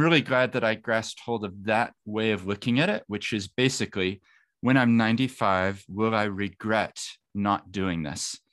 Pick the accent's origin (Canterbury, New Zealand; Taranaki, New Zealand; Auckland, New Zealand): Canterbury, New Zealand; Christchurch; also born or lived in Wellington; I, I grew up in Christchurch